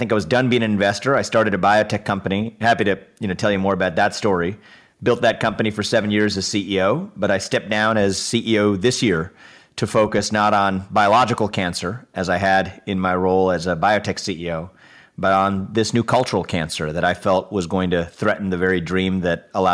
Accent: Cincinnati, Ohio, United States; I was born and raised in Cincinnati, Ohio

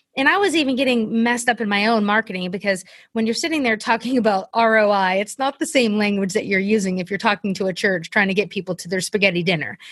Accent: South Carolina, United States; moved away as an adult; also born or lived in Kentucky; we ended up moving in two thousand fourteen to my hometown of South Carolina

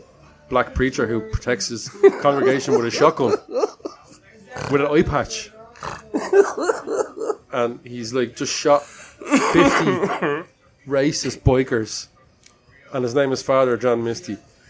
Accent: Ireland; because we're from Ireland

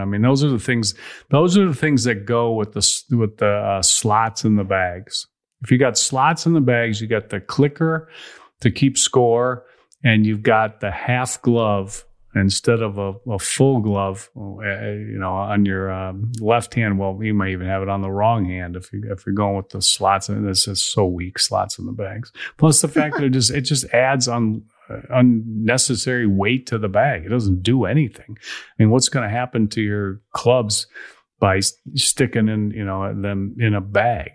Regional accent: Chicago, Illinois, United States; I'm from Chicago

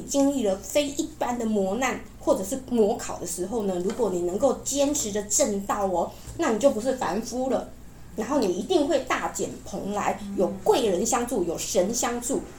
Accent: Taiwan; 我们台湾其实很多原住民呢，相信灵魂是不灭的哦

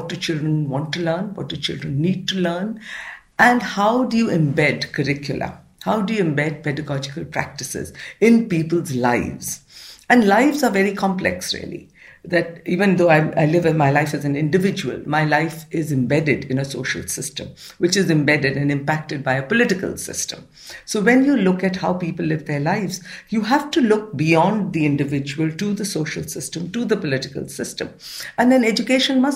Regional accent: Pune, Maharashtra, India; I was raised in Pune, which is on the western part of India, in a middle-class household.

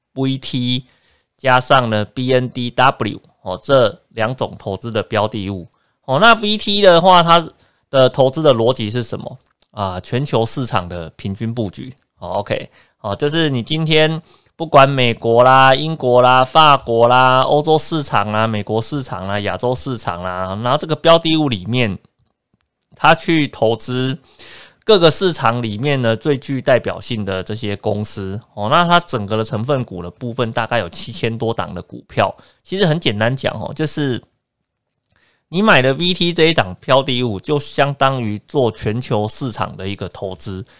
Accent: Taiwan; 我们在台湾土生土长，对这块土地是比较有感情的

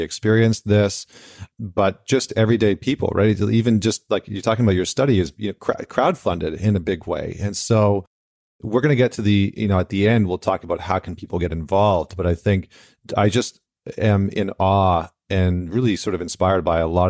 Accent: Canada; moved away; I'm Canadian

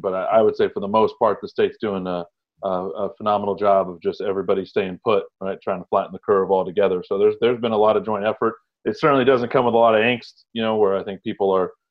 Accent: San Gabriel Valley, California, United States; born or raised there; also born or lived in Egypt / Houston, Texas

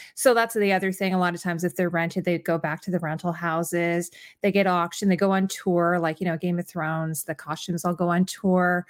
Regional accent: Canada; I always have to mention that I'm Canadian

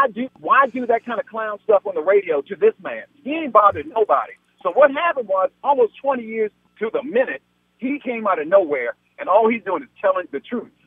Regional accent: Washington, District of Columbia, United States; now in California, United States; I'm from Washington, D.C. originally.

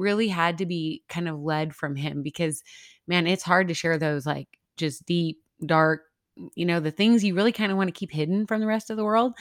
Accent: Midwest, United States; now in El Paso, United States; I'm originally from the Midwest

